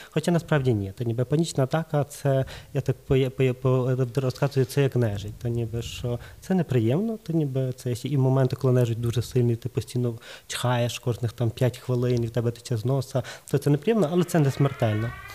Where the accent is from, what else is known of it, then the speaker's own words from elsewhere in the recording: Lviv, Lviv Oblast, Ukraine; я з Львова